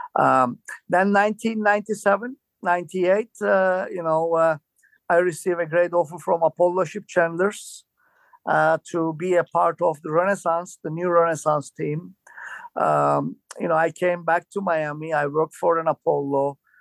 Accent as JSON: {"language": "English", "region": "Istanbul", "country": "Turkey", "moved": "as an adult", "said": "I'm originally from Turkey"}